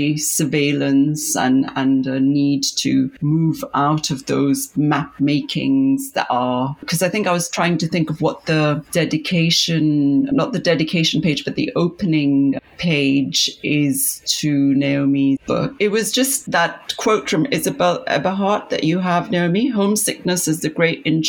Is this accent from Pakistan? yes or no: yes; Pakistan; moved away; when I was growing up in Pakistan